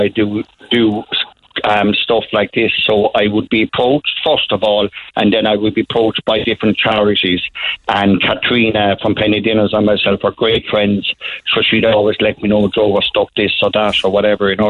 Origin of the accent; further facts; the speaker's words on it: Tipperary, Munster, Ireland; moved away; also born or lived in Blarney; We at home in Tipperary call a snail a shalikibuki